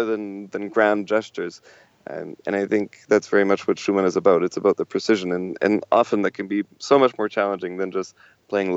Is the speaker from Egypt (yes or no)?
no; Canada; we're all Canadian